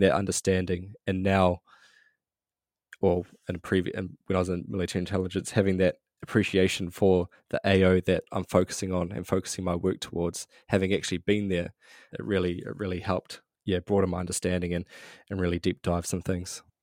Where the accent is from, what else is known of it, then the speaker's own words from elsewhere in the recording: New Zealand; grew up middle class New Zealand, just a, a quite a normal upbringing